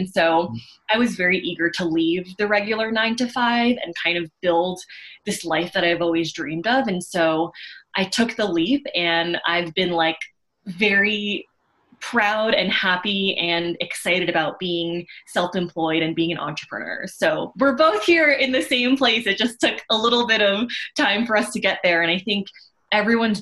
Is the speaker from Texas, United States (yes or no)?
no; Long Island, New York, United States; I grew up in Long Island in a very white Jewish suburban neighborhood